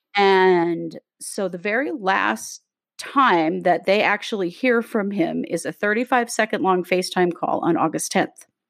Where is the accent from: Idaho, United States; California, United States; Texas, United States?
Idaho, United States; Rexburg; Katie and I grew up in Rexburg, Idaho.